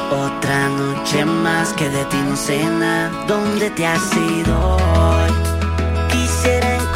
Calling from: Seville, Andalusia, Spain; Así que nada, Buenas tardes, muchos besitos. … de Sevilla.

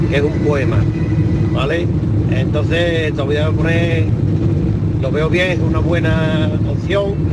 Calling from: Seville, Andalusia, Spain; Venga, soy … de Sevilla.

